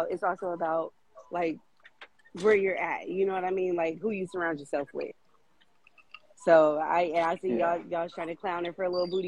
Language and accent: English; Sacramento, California, United States; I'm from Sacramento. Sacramento is not the Bay Area.